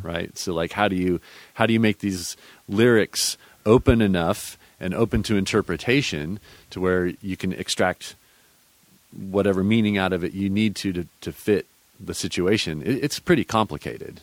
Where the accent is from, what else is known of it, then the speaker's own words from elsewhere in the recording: Austin, Texas, United States; I grew up here in Texas in the in the hill country, where uh, around Austin